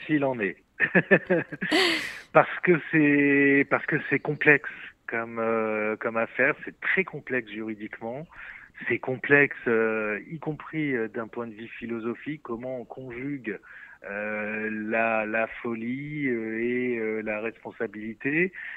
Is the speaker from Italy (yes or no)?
no; France